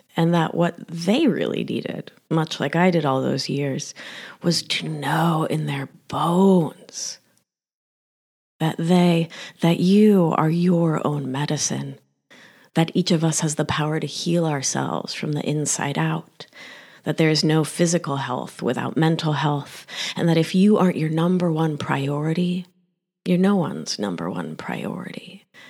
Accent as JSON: {"language": "English", "region": "Rhode Island", "country": "United States", "tie": "born or raised there", "also_born_or_lived": "Mar del Plata, Argentina / West Philadelphia", "accent": "thick Argentine accent", "said": "Growing up in the great state of Rhode Island was lonely"}